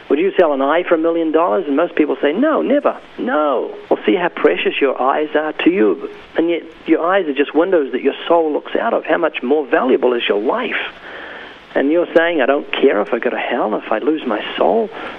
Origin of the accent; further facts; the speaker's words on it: New Zealand; now in United States; No, actually, I came from New Zealand.